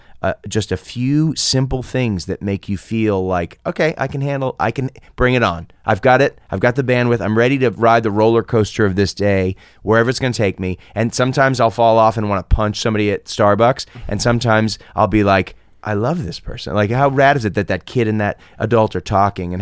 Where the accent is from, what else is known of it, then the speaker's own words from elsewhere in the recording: Boston, Massachusetts, United States; I'm that guy from Boston.